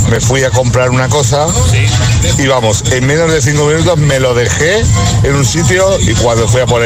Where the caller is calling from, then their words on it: Almàssera, Valencian Community, Spain; de Valencia. Hola, José. Bueno, desde Almácera, Valencia.